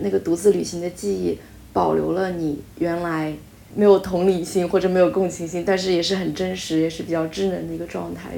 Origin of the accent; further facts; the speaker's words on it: Hubei, China; 我是湖北人，然后嗯。湖北就是那种著名的高考大神